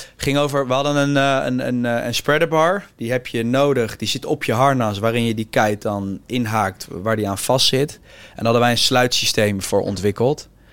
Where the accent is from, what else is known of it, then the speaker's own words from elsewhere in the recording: The Hague, South Holland, Netherlands; ik kom zelf ook uit Den Haag